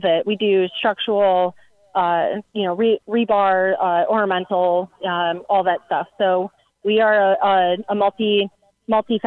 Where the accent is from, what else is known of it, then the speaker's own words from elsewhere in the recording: Joliet, Illinois, United States; moved away as an adult; now in St. Louis, United States; I'm originally from Joliet, Illinois, which is south suburbs of Chicago